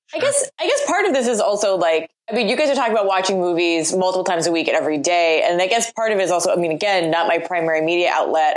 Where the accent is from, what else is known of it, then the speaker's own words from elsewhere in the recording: Portland, United States; moved away; I'm from Portland originally.